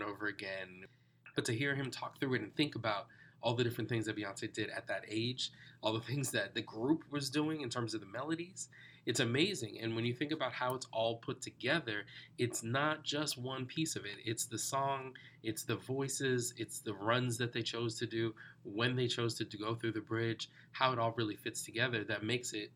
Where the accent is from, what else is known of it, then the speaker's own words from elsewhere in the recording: New York City, New York, United States; I grew up in New York, but my family was from the West Indies